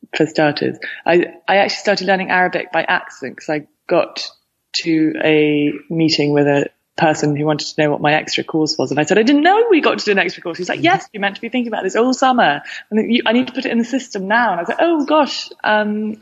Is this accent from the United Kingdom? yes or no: yes; United Kingdom; moved away as an adult; also born or lived in London / Hampshire; now in Stanford, United States; I grew up partly in London and partly in Hampshire, about an hour and a half west